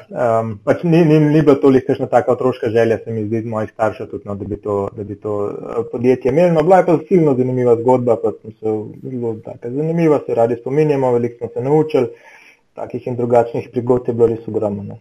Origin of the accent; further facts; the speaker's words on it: Slovenia; smo bili iz Slovenije